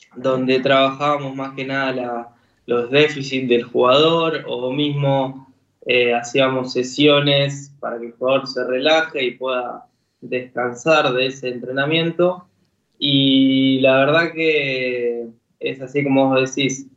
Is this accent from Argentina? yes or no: yes; Argentina; siendo argentino